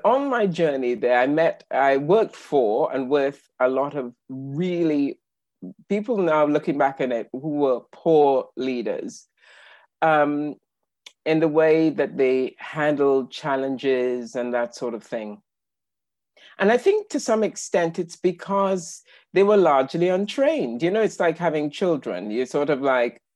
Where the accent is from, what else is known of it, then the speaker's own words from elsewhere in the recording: Trinidad & Tobago; now in United Kingdom; I was born in the Caribbean, on the wonderful island of Trinidad, as in Trinidad and Tobago. And I've been living in the UK since 1985.